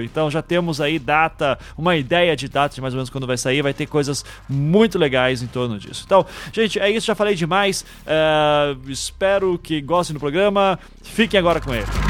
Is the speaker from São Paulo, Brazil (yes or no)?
no; Curitiba, Paraná, Brazil; como curitibano